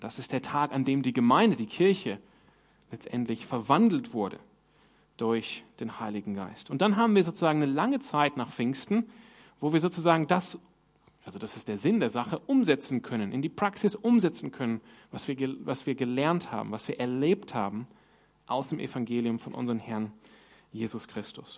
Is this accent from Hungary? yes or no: no; Sydney, New South Wales, Australia; moved away; wo ich herkomme in Sydney